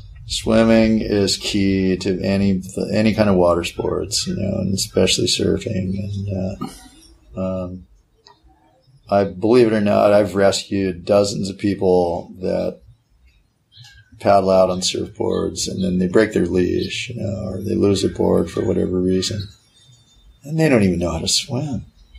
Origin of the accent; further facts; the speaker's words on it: Hawaii, United States; especially like growing up in Hawaii and learning, you know, being a member of the minority